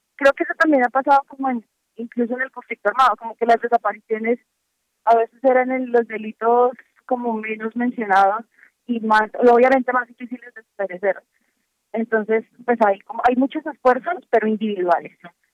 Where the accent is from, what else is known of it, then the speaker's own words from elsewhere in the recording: Cali, Valle del Cauca, Colombia; moved away; es la ciudad, mi ciudad natal